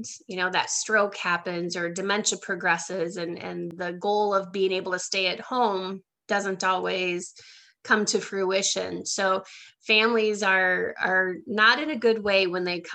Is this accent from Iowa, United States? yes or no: yes; Iowa, United States; moved away as an adult; also born or lived in Milwaukee, Wisconsin; now in Southwest Florida, United States; I'm actually from Iowa, but I built my business in the Milwaukee, Wisconsin market. And then about 4 years ago, I moved here to Southwest Florida